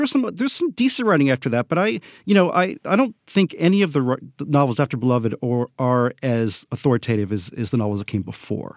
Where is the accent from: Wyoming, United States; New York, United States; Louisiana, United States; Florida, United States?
Florida, United States; also born or lived in West Virginia; I was born in West Virginia, and I, I grew up after that in a small town in Florida